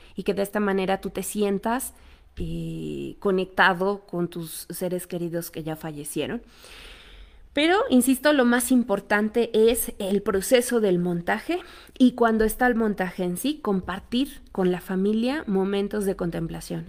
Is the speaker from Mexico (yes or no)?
yes; Mexico; nosotros como cultura mexicana